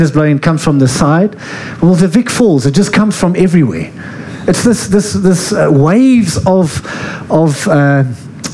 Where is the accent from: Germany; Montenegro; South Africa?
South Africa; Free State; I'm from the Free State